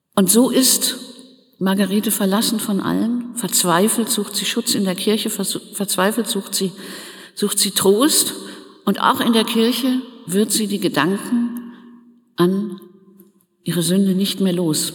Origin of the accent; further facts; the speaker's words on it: Germany; Wir als Deutsche